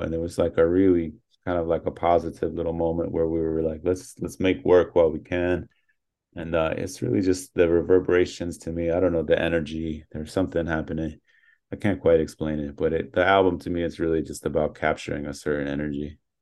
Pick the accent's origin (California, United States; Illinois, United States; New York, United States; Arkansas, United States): New York, United States; Born and raised in New York. Yeah. My whole childhood